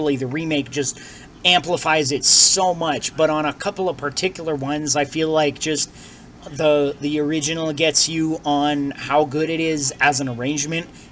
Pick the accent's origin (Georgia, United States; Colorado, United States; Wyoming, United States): Colorado, United States; I come from Colorado